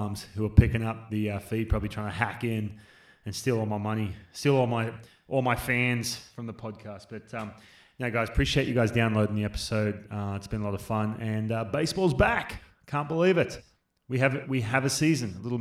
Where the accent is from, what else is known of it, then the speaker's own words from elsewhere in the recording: Australia; I grew up in Australia